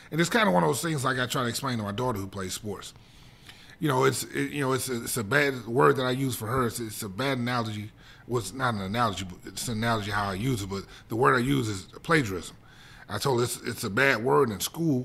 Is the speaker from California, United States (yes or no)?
no; East St. Louis, Illinois, United States; I was a kid from East St. Louis who, you know, if I read the statistics, I didn't have much hope.